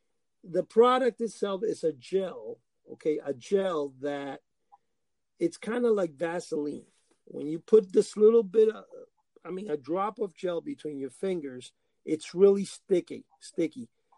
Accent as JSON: {"language": "English", "country": "Cuba", "tie": "born or raised there", "second_language": "English", "said": "growing up in Cuba, when I was very small in a farm"}